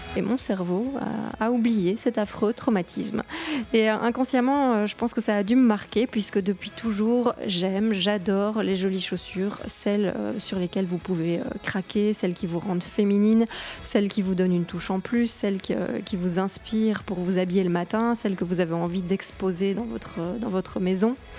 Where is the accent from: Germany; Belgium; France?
Belgium; J'ai 37 ans, je suis belge.